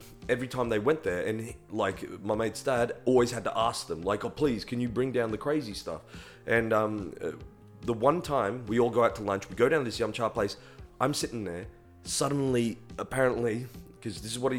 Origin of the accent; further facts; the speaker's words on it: Philippines; Well, because I'm Filipino. I look more Asian than I...